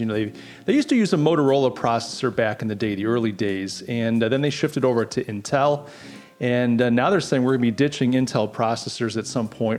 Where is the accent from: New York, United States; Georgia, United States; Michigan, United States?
New York, United States; Rochester; moved away; Brian and I grew up in Buffalo Bills country in Rochester, New York